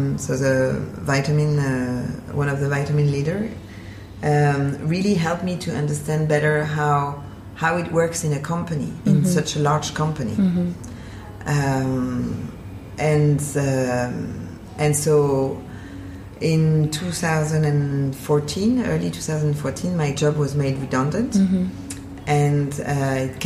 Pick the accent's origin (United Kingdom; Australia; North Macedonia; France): France; Paris, Île-de-France; moved away as an adult; now in Basel, Switzerland; I'm originally from Paris.